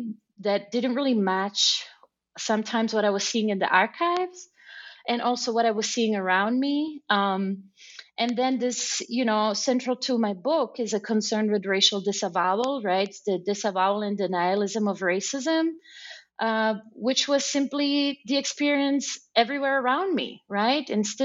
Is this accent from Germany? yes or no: yes; Germany; also born or lived in San Cono, Italy; village called San Cono, a rural community that has shrunk to about 2,500 people right now. But I grew up in Germany. My parents moved there for work.